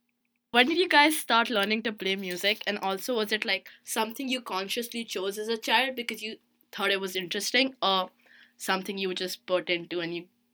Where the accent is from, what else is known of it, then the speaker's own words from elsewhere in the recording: New Delhi, Delhi, India; moved away; I'm also 18 and a freshman, and I'm from New Delhi, India.